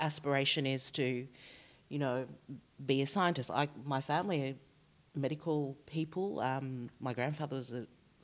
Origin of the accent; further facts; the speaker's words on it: Australia; I was born here in Australia